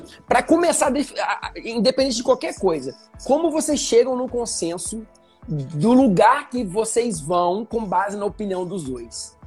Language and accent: Portuguese; Muriaé, Minas Gerais, Brazil; now in Rio de Janeiro, Brazil; pelo menos na minha região, lá em Muriaé